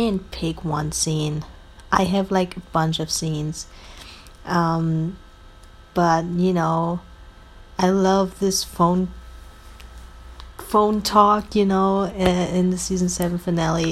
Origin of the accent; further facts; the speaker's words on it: Germany; I'm from Germany